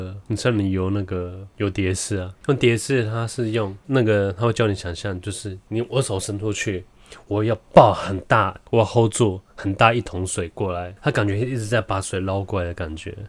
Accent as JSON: {"language": "Chinese", "region": "Nantou County", "country": "Taiwan", "tie": "born or raised there", "said": "我也是超级小时候在南投，也是两到三岁的时候看到火车"}